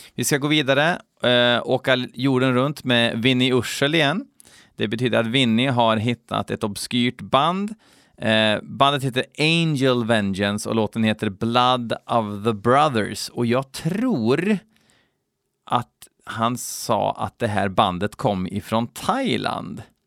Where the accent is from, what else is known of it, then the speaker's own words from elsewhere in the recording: Skoghall, Värmland, Sweden; jag är från Skoghall